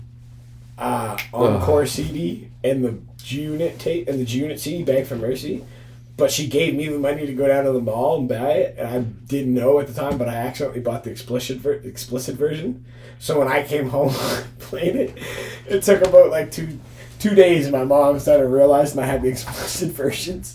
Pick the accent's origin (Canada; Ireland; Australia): Canada; Halifax, Nova Scotia; Halifax, Nova Scotia.